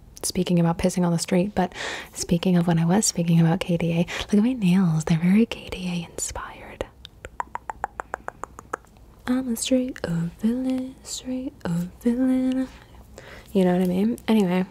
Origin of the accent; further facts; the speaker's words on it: Cali, Valle del Cauca, Colombia; also born or lived in East Coast, United States; now in United States; I'm originally from Cali, Colombia. And then we went and we flew to the United States. And now I live on the East Coast of the United States of America.